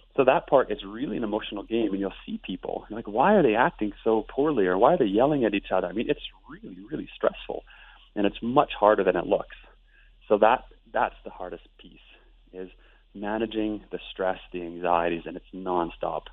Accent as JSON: {"language": "English", "town": "Lethbridge", "region": "Alberta", "country": "Canada", "said": "I'm from Lethbridge, Alberta"}